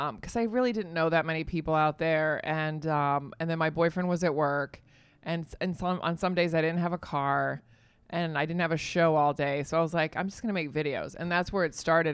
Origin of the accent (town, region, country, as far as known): Virginia, United States; born or raised there; moved away as an adult; also born or lived in California / Spain